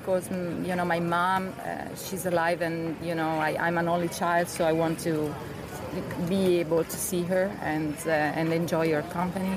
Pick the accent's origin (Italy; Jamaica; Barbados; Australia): Italy; Asola, Lombardy; also born or lived in Lerici; I grew up in Asola, which is in the provincia di Mantova, so in Mantova, close to Mantova.